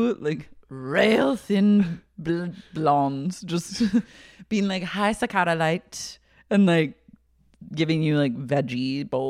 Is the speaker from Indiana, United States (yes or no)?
no; Oklahoma, United States; I'm from Oklahoma.